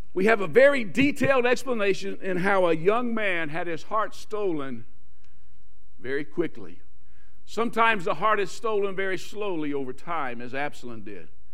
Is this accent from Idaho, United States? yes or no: no; South Louisiana, United States; moved away; If I talk funny, I'm from South Louisiana